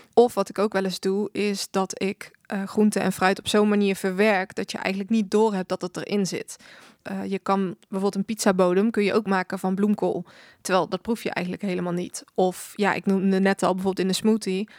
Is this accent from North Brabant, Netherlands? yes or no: yes; 's-Hertogenbosch, North Brabant, Netherlands; Ik ben 25 jaar en ik kom uit Den Bosch